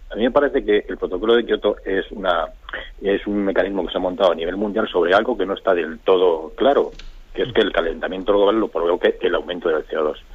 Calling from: Madrid, Community of Madrid, Spain; Soy Margarita, aquí de Madrid

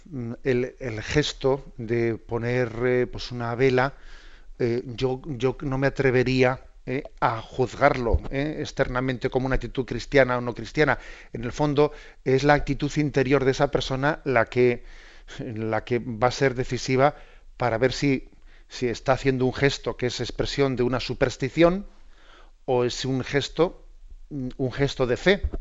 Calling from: Mérida, Extremadura, Spain; de Mérida.

